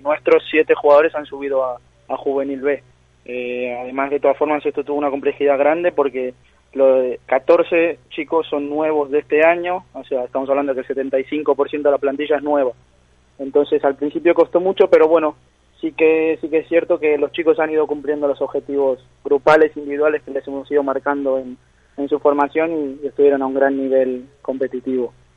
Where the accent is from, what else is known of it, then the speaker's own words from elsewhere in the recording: Monte Grande, Buenos Aires Province, Argentina; now in Spain; Yo de Buenos Aires, de Argentina, Monte Grande